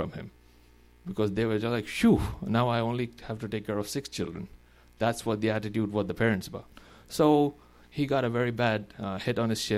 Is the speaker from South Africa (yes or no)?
no; India; moved away; We are 1.3 billion now in our country